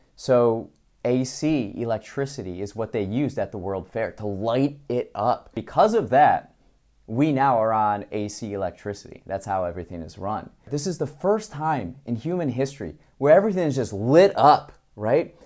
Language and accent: English; Chicago, Illinois, United States; As a Chicagoan